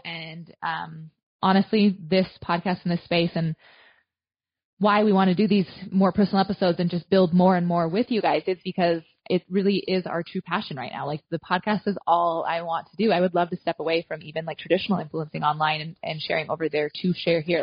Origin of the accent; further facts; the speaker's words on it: Southwest Montana, United States; moved away as an adult; now in central Nebraska, United States; I grew up in Southwest Montana. So I'm a Nebraska transplant.